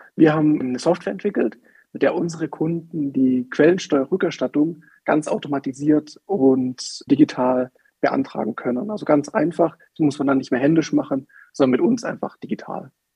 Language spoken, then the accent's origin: German; Swabian Jura, Baden-Württemberg, Germany; wir kommen ja aus Baden-Württemberg, aus der Schwäbischen Alb